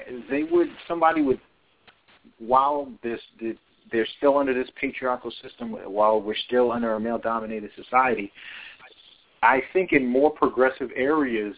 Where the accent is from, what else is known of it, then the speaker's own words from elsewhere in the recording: Florida, United States; my home state